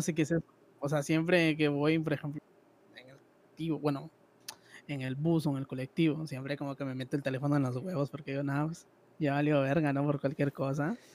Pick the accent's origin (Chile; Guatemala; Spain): Guatemala; Yo soy de Guatemala, un país tercermundista hasta la verga.